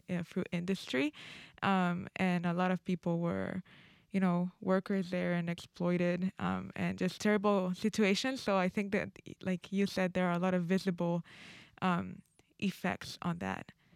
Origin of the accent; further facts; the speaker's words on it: Honduras; moved away; in my home country, Honduras